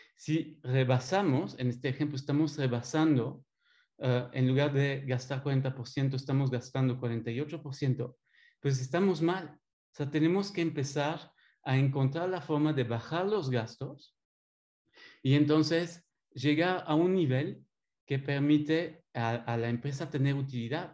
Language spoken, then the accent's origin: Spanish; Belgium; accent: French; Spanish is a second language; moved away as an adult; now in Mexico; tengo 20 años eh, aquí en México. Escuchando un poco mi acento francés. Eh, soy de Bélgica